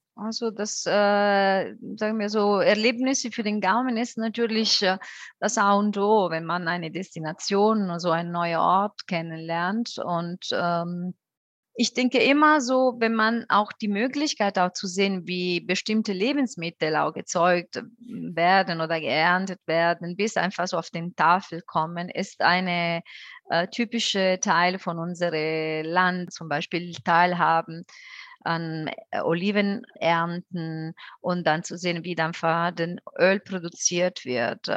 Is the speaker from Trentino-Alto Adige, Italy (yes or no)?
no; Benevento, Campania, Italy; German is a second language; moved away as an adult; now in Frankfurt, Germany; Meine Heimatstadt ist aber Benevento, etwa so dreiviertel Stunde von Neapel im Hinterland